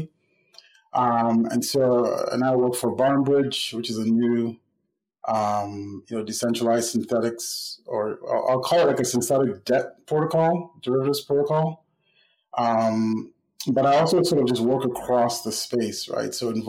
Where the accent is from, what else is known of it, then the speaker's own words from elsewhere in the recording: Nigeria; moved away as an adult; now in United States; I grew up in Nigeria. I was born in the United States, but I spent most of my life through secondary school, high school in Nigeria, and then moved back to the States to go to college and have been here since.